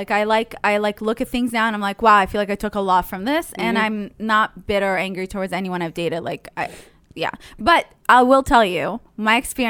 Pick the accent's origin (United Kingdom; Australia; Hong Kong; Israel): Israel; But I grew up in Israel, so it was really hot. So I don't know why I can stand this weather, but I do enjoy it.